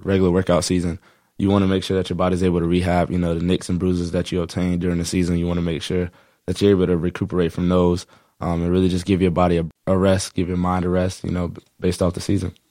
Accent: Sarasota, Florida, United States; I grew up in Sarasota, Florida

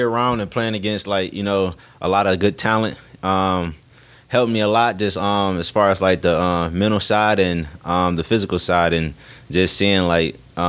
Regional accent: Detroit, Michigan, United States; when I go to other states and they ask where I'm from and I say Detroit, they get real excited

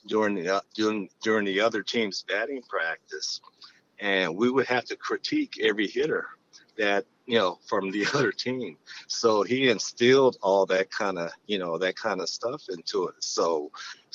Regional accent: Oakland, California, United States; I grew up in Oakland, where, you know, there were a lot of great players

